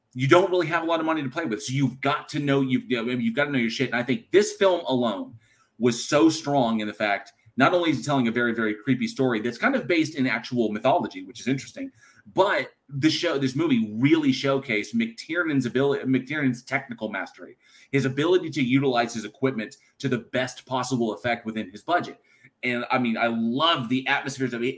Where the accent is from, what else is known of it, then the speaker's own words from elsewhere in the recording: California, United States; moved away; also born or lived in Texas; born and raised California, living in Texas